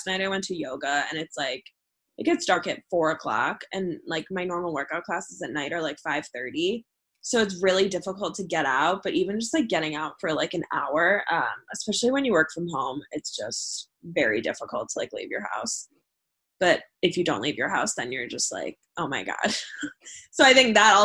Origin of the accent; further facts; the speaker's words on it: Cleveland, Ohio, United States; moved away as an adult; now in Chicago, United States; I'm originally from Cleveland, Ohio, and everyone stays in Cleveland.